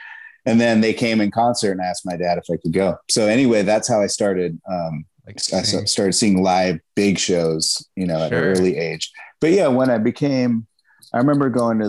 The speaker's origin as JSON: {"language": "English", "area": "Marin County", "region": "California", "country": "United States", "tie": "born or raised there", "also_born_or_lived": "San Francisco, California / Chico, California", "said": "I was born in San Francisco, and I lived most of my time in Marin County."}